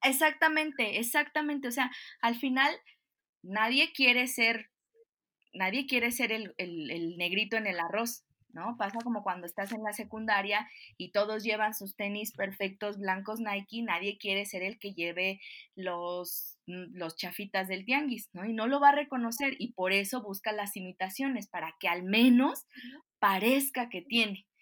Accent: Mexico; como mexicana

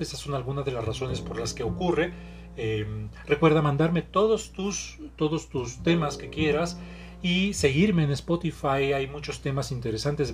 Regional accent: Mexico; Soy terapeuta mexicano

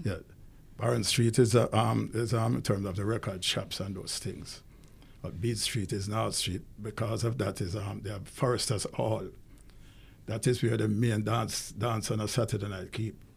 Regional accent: Kingston, Jamaica; I was born in Kingston.

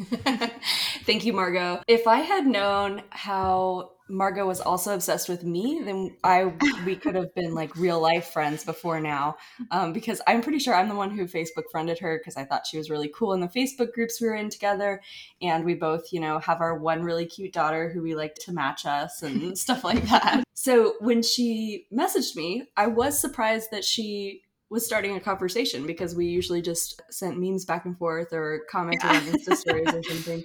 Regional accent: Asheville, North Carolina, United States; moved away as an adult; now in Fort Polk, United States; I'm from Asheville, North Carolina, currently stationed at Fort Polk, Louisiana

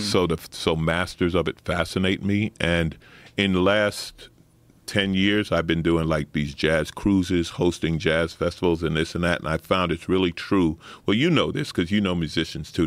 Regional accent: New York City, New York, United States; I grew up in Saint Albans, Queens, working class

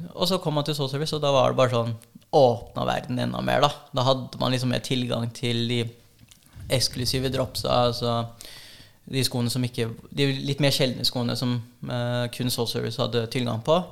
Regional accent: Norway; jeg er jo norsk-filippinsk. Og mamma er en av én øh, av åtte nå. Det var en av ni. Og um, eneste uh, av de søsknene som flytta til Norge

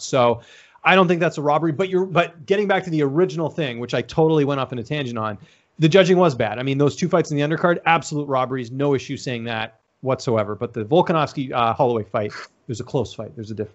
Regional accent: Vancouver, British Columbia, Canada; also born or lived in Ottawa; growing up in Vancouver

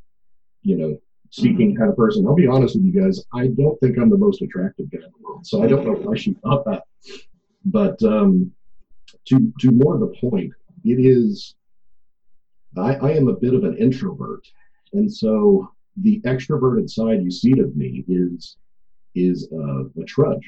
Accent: Corpus Christi, Texas, United States; now in Fort Worth, United States; I live in Fort Worth, but I'm a South Texas boy. I'm from Corpus Christi.

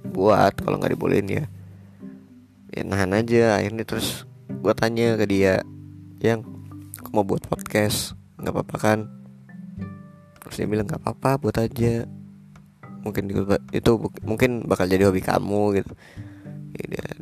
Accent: Gorontalo, Indonesia; born there; Gue lahir di Gorontalo Provinsi Gorontalo tepatnya di kota Gorontalo 2001 Februari

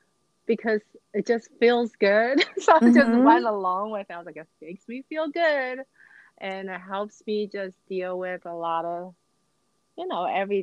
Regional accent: New Jersey, United States; also born or lived in Taiwan; I was born in Taiwan, and my mom and I and my brothers moved to New Jersey when I was in sixth grade.

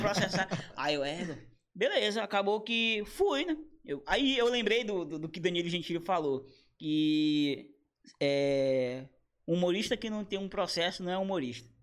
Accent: Brazil; Eu sou brasileiro

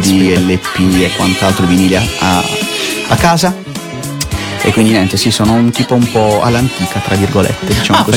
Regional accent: Bari, Apulia, Italy; moved away as an adult; now in Milan, Italy; io sono di Bari, ah, sono di, di Bari, nato a Bari, barese, 100% barese.

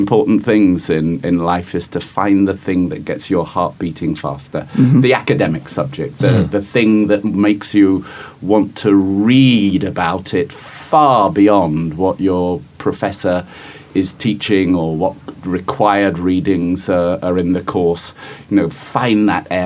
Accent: Guildford, South East England, United Kingdom; now in New York, United States; I grew up in a little town called Guildford, which is about 30 miles south of London

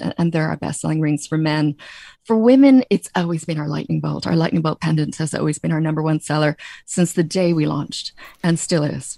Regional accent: Canada; moved away as an adult; now in Ireland; my twang is that I grew up in Canada, but my mom came back to Ireland in ninety-three

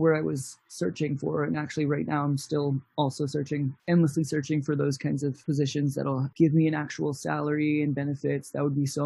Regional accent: Virginia, United States; also born or lived in Bayonne, New Jersey / New York; now in Los Angeles, United States; we had to move to Virginia after that when I was 8 years old. My formative years, I grew up there

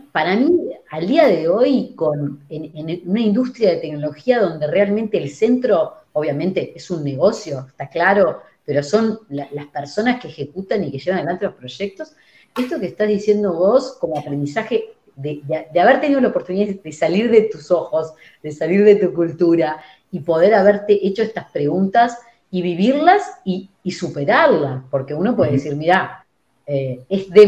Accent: Uruguay; yo fui criado en Uruguay, fui y estoy con ese mindset

